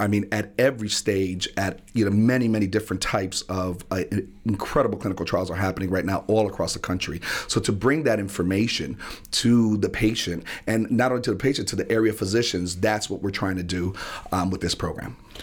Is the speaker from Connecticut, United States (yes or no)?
yes; New Haven, Connecticut, United States; being born and raised in New Haven and in the Hill section of New Haven